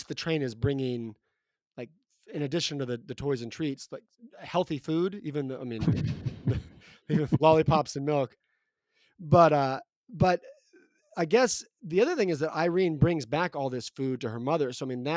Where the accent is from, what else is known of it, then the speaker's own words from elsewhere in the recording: Texas, United States; the winter environment growing up in Texas